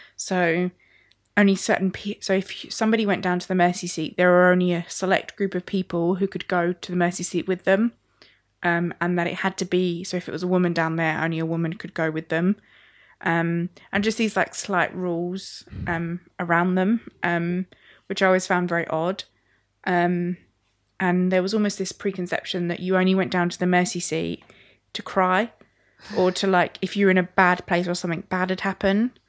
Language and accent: English; Sittingbourne, South East England, United Kingdom; in my church growing up in Sittingbourne Salvation Army